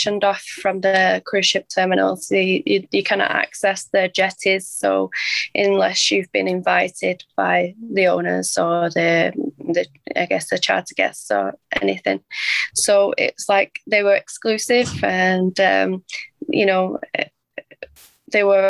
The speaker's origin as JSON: {"language": "English", "town": "Manchester", "region": "North West England", "country": "United Kingdom", "said": "I'm from Manchester in the UK"}